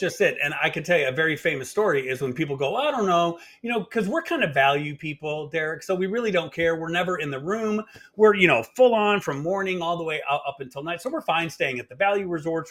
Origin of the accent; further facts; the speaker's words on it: Munster, Indiana, United States; moved away; Munster, Indiana